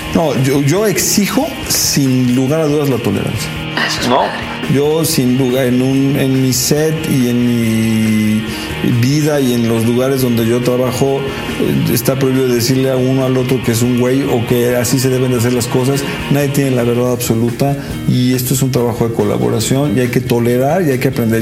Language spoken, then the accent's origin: Spanish; Mexico; yo soy clase media mexicana